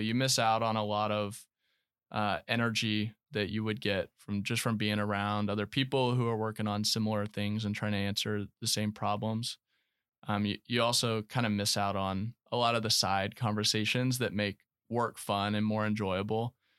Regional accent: Knoxville, Tennessee, United States; moved away as an adult; also born or lived in Florida / Alabama; Born in Florida, I grew up in Knoxville, Tennessee

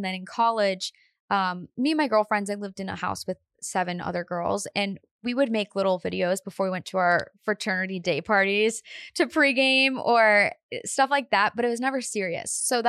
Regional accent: Painesville, Ohio, United States; moved away as an adult; also born or lived in Austin, Texas; I'm from Painesville, Ohio.

